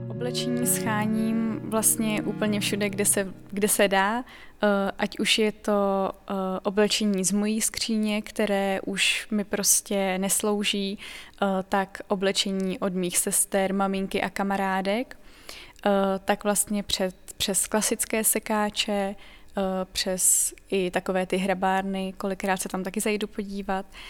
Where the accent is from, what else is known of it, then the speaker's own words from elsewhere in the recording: Pardubice Region, Czechia; je mi 22 let, jsem z Pardubického kraje